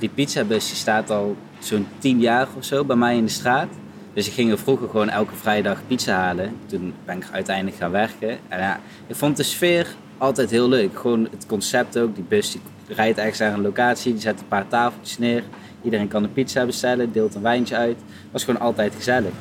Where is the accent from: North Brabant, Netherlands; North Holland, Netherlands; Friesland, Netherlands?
North Brabant, Netherlands; Geldrop; ik kom er zelf uit Gelderop